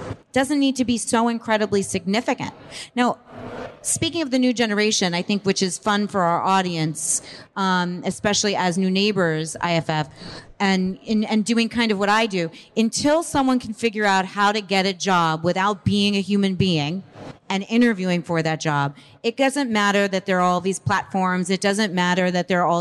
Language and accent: English; East Coast, United States; We grew up on the East Coast